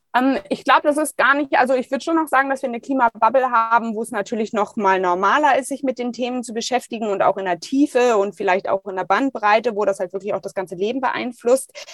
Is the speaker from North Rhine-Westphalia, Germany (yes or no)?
yes; Düsseldorf, North Rhine-Westphalia, Germany; Ich komme gebürtig aus Düsseldorf, habe äh, direkt neben der Museumsinsel gewohnt